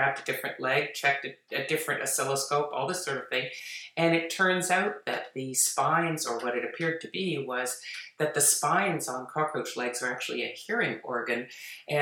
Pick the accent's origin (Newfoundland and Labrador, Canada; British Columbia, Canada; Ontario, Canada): Ontario, Canada; Toronto; I grew up in Toronto, in Toronto, Ontario